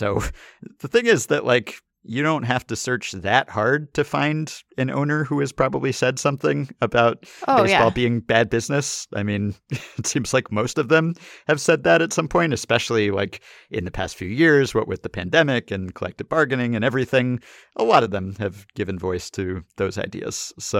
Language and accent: English; Minneapolis, Minnesota, United States; it was in my hometown of Minneapolis